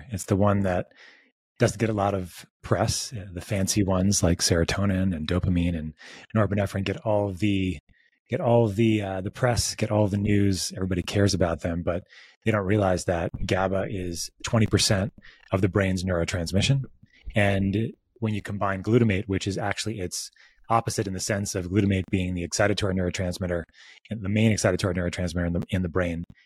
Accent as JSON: {"language": "English", "town": "Northport", "region": "New York", "country": "United States", "tie": "born or raised there", "said": "the Northport Wellness Center there where I grew up"}